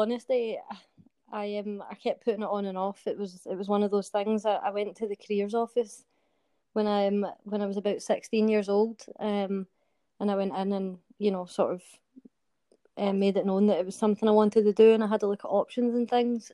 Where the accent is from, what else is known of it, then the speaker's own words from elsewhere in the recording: Glasgow, Scotland, United Kingdom; I'm from Glasgow, and I am currently serving in the British Army.